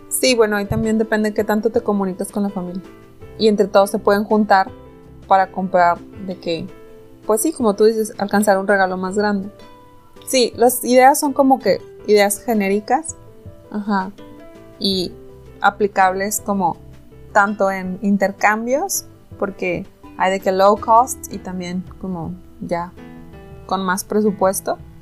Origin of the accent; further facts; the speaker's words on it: Mexico; somos mexicanos